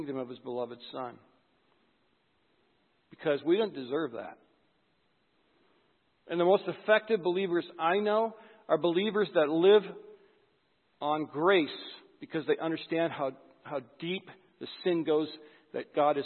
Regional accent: White Bear Lake, Minnesota, United States; I'm from White Bear Lake

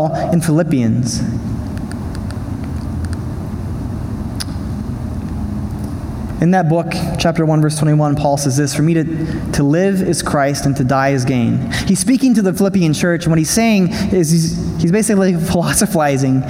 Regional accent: United States; I'm an American

